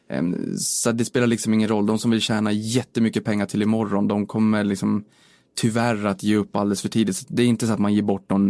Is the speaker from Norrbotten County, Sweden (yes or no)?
yes; Boden, Norrbotten County, Sweden; moved away as an adult; now in Stockholm, Sweden; Så det är ju hela anledningen till varför jag drog mina rötter från Boden och flyttade ner hi